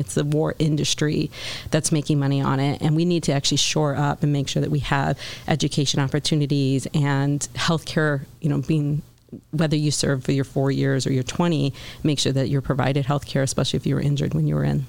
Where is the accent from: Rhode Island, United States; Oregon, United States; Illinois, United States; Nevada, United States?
Illinois, United States; Joliet; moved away as an adult; also born or lived in Los Angeles / Seattle area; I was born and raised in Joliet to working class parents